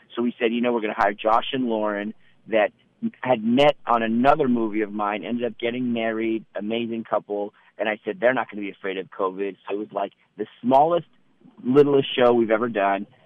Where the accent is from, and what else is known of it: North Bay, California, United States; born or raised there; also born or lived in Iran / Petaluma, California